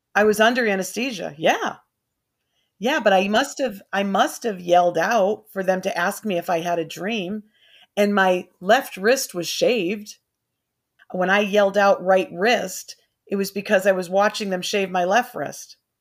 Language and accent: English; Burlington, Connecticut, United States; also born or lived in Glastonbury, Connecticut; I grew up in Burlington, Connecticut